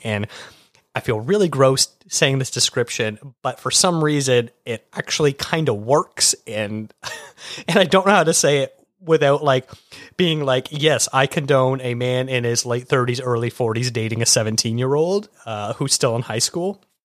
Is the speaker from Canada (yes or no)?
yes; Canada; being Canadian, we didn't get MTV